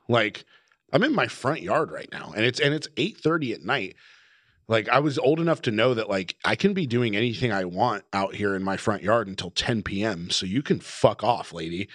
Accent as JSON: {"language": "English", "town": "Sacramento", "region": "California", "country": "United States", "tie": "born or raised there", "said": "growing up in the Sacramento hardcore scene"}